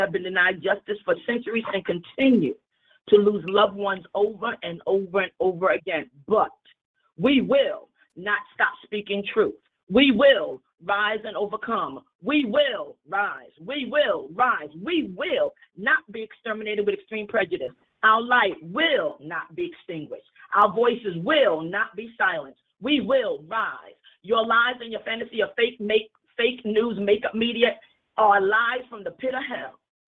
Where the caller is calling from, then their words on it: Greensboro, North Carolina, United States; I'm calling from Greensboro, North Carolina.